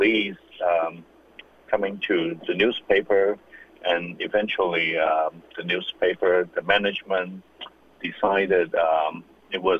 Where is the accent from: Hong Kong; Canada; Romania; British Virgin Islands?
Hong Kong; I'm born and raised in Hong Kong.